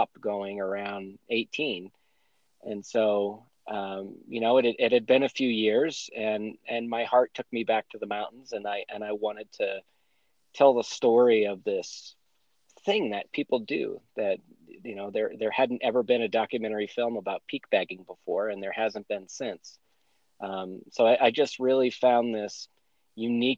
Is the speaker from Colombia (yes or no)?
no; New Hampshire, United States; moved away as an adult; now in Colorado, United States; I grew up in New Hampshire, lived there my whole life until I moved to Colorado in 2011.